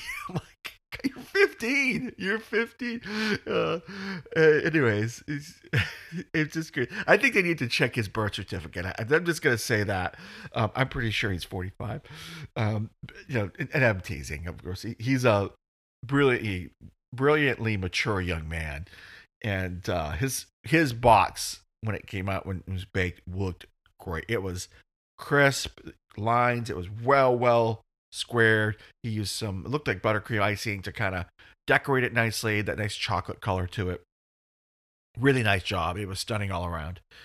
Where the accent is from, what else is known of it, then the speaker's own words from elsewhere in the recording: United States; I'm dumb American